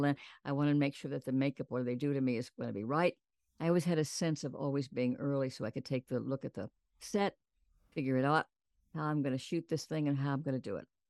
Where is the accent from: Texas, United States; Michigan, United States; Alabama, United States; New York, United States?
Texas, United States; San Antonio; I was born and raised in San Antonio, Texas